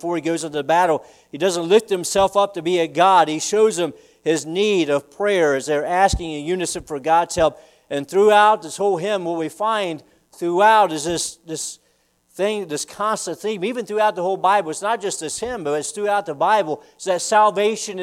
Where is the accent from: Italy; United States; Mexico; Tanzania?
United States; the South; now in Easton, United States; I'm a Southerner